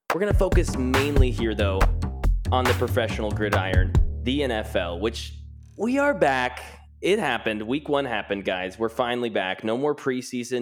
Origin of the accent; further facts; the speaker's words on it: Kansas City, Missouri, United States; born and raised in Kansas City